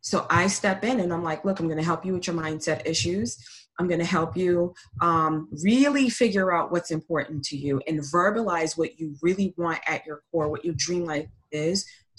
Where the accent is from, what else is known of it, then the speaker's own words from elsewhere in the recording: Boston, Massachusetts, United States; moved away as an adult; I grew up in Boston, and I didn't come down here until 2015 through the military.